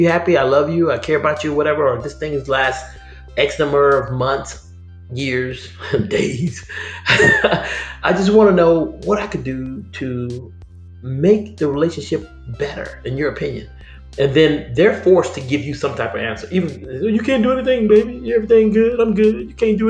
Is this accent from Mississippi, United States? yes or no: yes; Vicksburg, Mississippi, United States; moved away; my hometown, Vicksburg